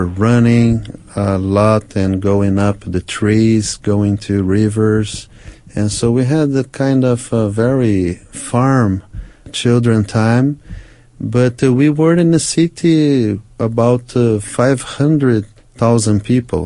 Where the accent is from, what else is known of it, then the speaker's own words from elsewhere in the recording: Brazil; also born or lived in United States; I'm from Brazil, 200 million people living in this country